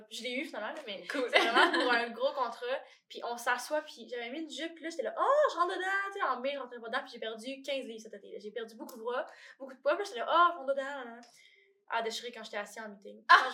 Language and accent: French; Alma, Quebec, Canada; moved away as an adult; now in Montreal, Canada; je viens d'Alma.